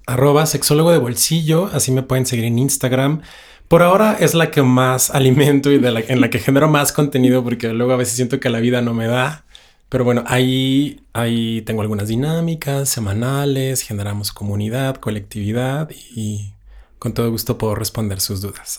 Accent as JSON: {"language": "Spanish", "town": "Ciudad Juárez", "region": "Chihuahua", "country": "Mexico", "moved": "as an adult", "lives_now": "Mexico City, Mexico", "said": "yo soy de Ciudad Juárez, Chihuahua, la frontera más fabulosa y bella del mundo"}